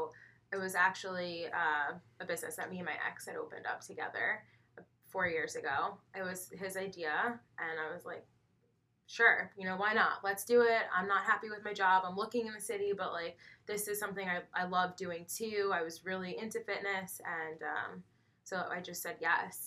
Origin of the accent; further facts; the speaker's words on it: Northern Westchester, New York, United States; I grew up in Northern Westchester, so I was born and raised, and that's where I'm still located